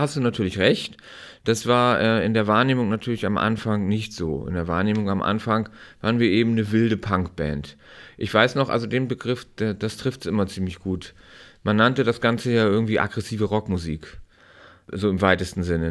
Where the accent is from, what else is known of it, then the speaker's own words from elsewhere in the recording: Timmendorfer Strand, Schleswig-Holstein, Germany; ich bin in Timdower Strand an der Ostsee aufgewachsen